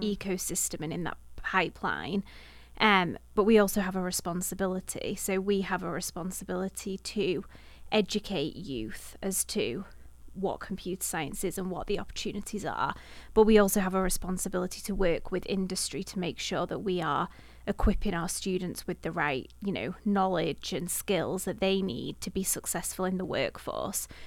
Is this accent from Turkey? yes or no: no; Manchester, North West England, United Kingdom; moved away as an adult; now in Halifax, Canada; I'm from the Manchester area, so bi-, much bigger city